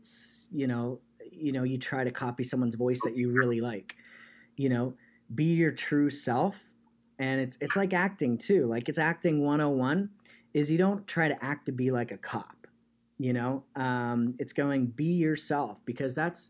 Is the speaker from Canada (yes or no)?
yes; Canada; now in United States; because I'm originally Canadian, but spent most of my life in the United States.